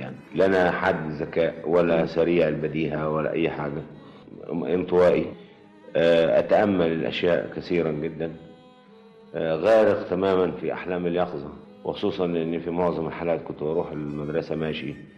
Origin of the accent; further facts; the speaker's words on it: Egypt; also born or lived in Sharqia Governorate, Egypt / Cairo, Egypt; ولدت في القرية فعلا قريتنا في محافظة الشرقية آه إنما كل السنوات اللي قضيتها في القرية لغاية سن 8 سنين بس بس ومن 8 سنين لغاية الآن أنا في مدن مصر مختلفة وفي القاهرة بالذات